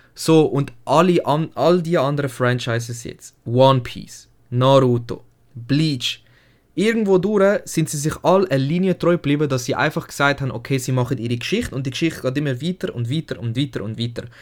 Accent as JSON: {"language": "German", "country": "Switzerland", "said": "bei uns in Deutschland, in der Schweiz eigentlich"}